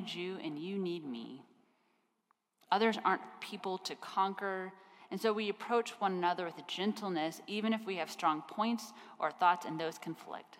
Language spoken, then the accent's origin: English; Kansas, United States; I grew up in Kansas, and I grew up in a town.